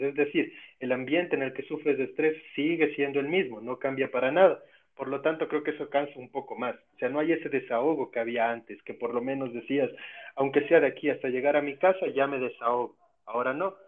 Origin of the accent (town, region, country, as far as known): Ecuador